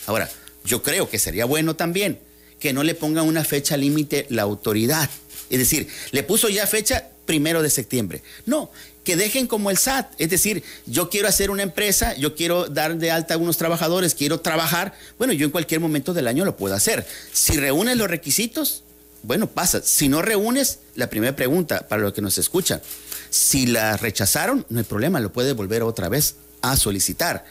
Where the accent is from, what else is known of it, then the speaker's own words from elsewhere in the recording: Mexico; todos somos mexicanos